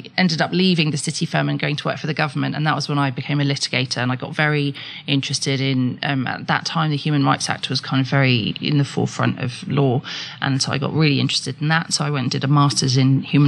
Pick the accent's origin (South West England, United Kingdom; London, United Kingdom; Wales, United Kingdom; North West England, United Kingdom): London, United Kingdom; I grew up in London